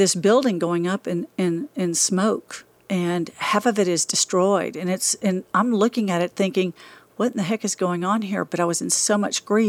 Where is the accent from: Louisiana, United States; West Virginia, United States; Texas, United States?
Texas, United States; Dallas; also born or lived in Amarillo, Texas; I was raised in Dallas. I was raised here